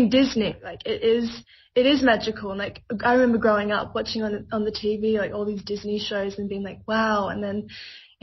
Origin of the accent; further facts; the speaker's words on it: Australia; growing up in Australia